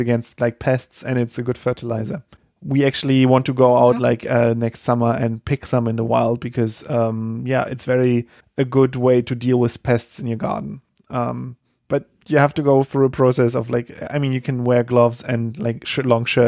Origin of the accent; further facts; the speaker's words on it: Germany; moved away; we have that in Germany as well